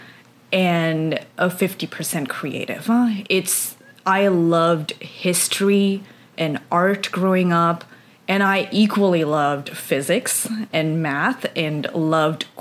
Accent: India; moved away; I grew up in India

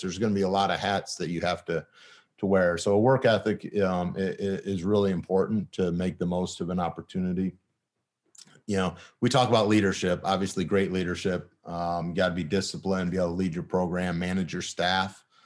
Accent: Michigan, United States; moved away as an adult; also born or lived in Kalamazoo; I'm from Michigan.

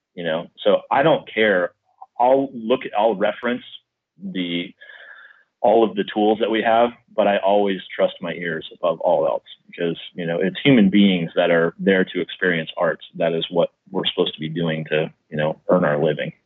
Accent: Midwest, United States; now in San Diego, United States; I grew up in the Midwest

